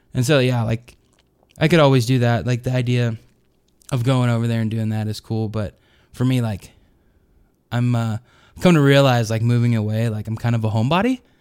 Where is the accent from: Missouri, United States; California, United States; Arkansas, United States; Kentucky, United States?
Arkansas, United States; growing up in Arkansas, so it was, like, super Southern.